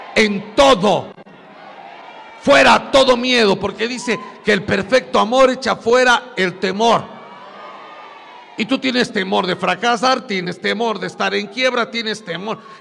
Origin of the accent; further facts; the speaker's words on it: Puebla, Mexico; moved away; yo parecía puro indito de mi pueblo, de Puebla